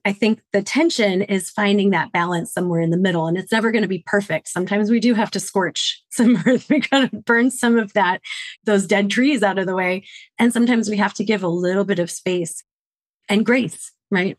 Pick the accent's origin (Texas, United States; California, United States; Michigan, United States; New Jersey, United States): Michigan, United States; Detroit; now in Washington, D.C., United States; born and bred in Detroit, Michigan